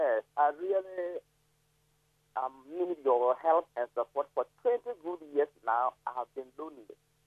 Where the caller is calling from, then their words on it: Zebilla, Upper East, Ghana; I'm calling from Zebla, Upper East Region.